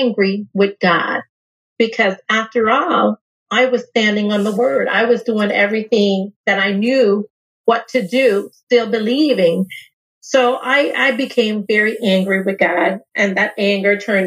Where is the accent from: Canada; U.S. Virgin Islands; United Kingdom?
U.S. Virgin Islands; I'm coming from St. Thomas, Virgin Islands, just like you, a small little community.